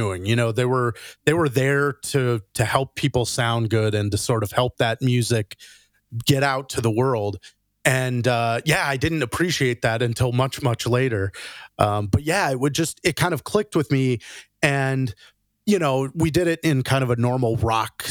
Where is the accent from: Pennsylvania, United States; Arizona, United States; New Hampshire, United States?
Arizona, United States; Phoenix; I grew up in Phoenix, Arizona